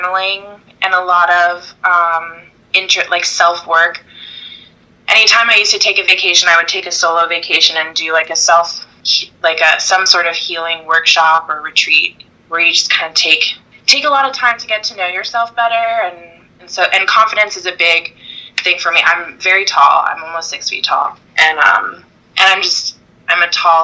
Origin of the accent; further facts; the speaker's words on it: Virginia, United States; moved away as an adult; now in California, United States; I'm from Virginia, so I was living in Virginia at the time